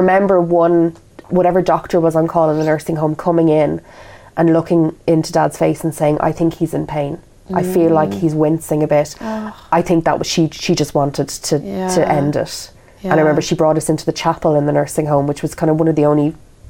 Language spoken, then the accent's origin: English; Kildare, Leinster, Ireland; moved away as an adult; also born or lived in Dublin; now in England; We're from Kildare, which is a county south of Dublin.